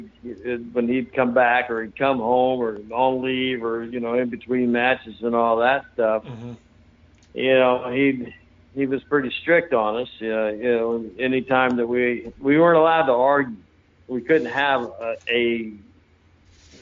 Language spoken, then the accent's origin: English; St. Petersburg, Florida, United States; born or raised there; also born or lived in Hawaii / North Carolina